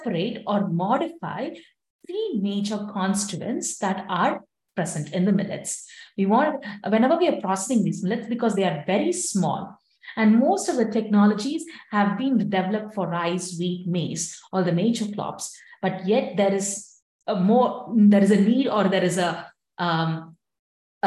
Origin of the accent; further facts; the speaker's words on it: India; now in United States; since I'm from India